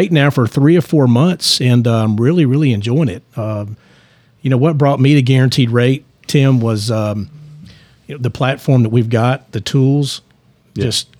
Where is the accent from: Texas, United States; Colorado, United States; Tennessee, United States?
Tennessee, United States; Lebanon; now in Franklin, United States; I grew up in Lebanon, Tennessee, and I've been in Franklin.